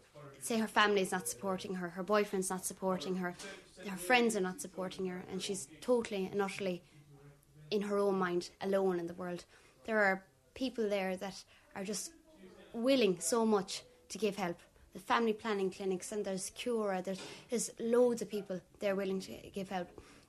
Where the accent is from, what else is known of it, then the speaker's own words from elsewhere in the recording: County Limerick, Munster, Ireland; I'm a second-year media student, and I come from County Limerick and live on the border of Tipperary, Cork and Limerick. I'm a 20-year-old